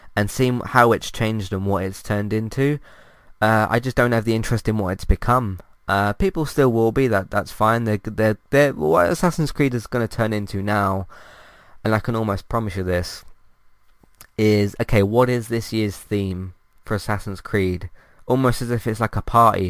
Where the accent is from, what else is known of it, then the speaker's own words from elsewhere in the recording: London, United Kingdom; I'm from London